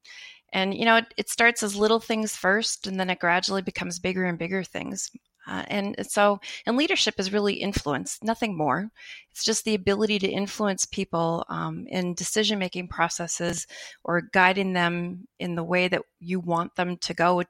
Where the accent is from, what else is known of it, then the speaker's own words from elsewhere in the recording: Minnesota, United States; moved away as an adult; also born or lived in Oregon / Seattle; now in Park River, North Dakota, United States; I was from Minnesota.